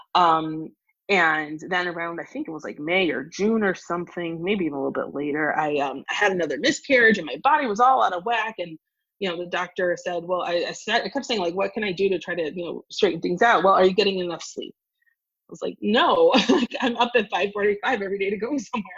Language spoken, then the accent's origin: English; Evanston, Illinois, United States; now in Washington, D.C., United States; I grew up in Evanston, Illinois